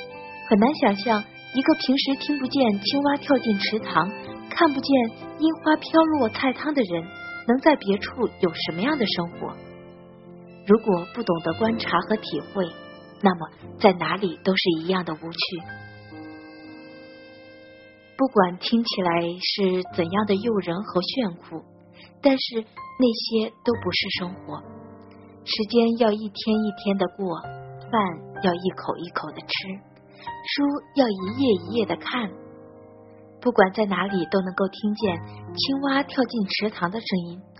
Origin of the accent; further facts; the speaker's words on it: Henan, China; moved away as an adult; now in Zhejiang, China; 我老家是在河南。我现在呢是在浙江这边上班，